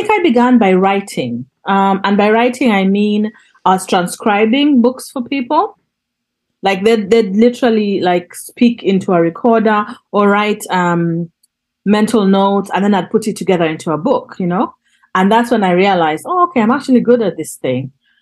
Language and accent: English; Northern Uganda, Uganda; moved away; also born or lived in Kampala; I'm from Northern Uganda. And I was exiled within my country because we couldn't travel up north because of the war